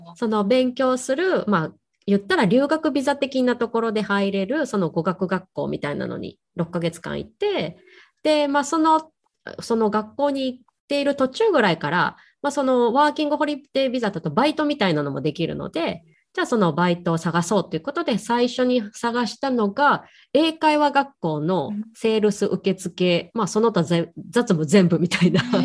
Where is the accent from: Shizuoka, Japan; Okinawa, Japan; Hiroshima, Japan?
Hiroshima, Japan; moved away as an adult; now in Hong Kong; 実家広島なんですけど広島にずっと帰れてなかったりする